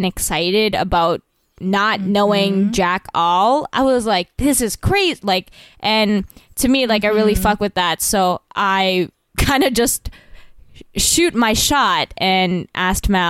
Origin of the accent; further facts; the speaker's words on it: Vancouver, British Columbia, Canada; also born or lived in Toronto; now in New York, United States; I'm originally from there